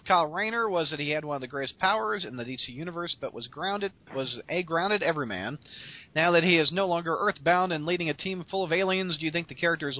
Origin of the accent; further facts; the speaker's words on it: Helsingborg, Skåne, Sweden; in my hometown of Helsingborg. It completely blew my mind that evidently the Red Skull and his Nazis were hiding and operating from my hometown during the 50s.